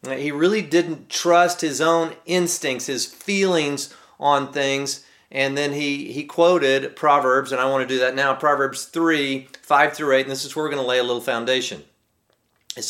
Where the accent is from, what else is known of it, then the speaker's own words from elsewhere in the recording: Texas, United States; growing up in Texas